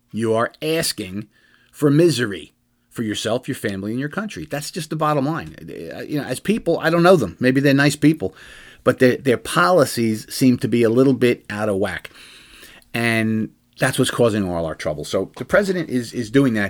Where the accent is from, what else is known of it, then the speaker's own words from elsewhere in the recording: New Jersey, United States; I'm from Jersey